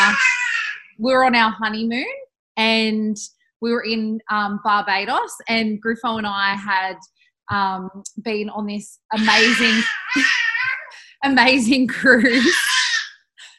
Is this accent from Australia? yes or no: yes; Bathurst, New South Wales, Australia; now in Perth, Australia; I was back in Bathurst in my hometown.